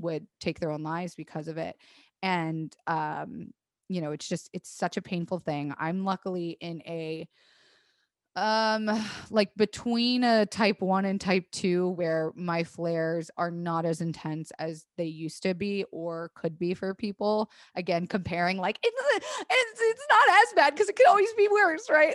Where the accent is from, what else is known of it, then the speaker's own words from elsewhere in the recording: Tampa, Florida, United States; moved away; I grew up in Florida. I went to public school in Florida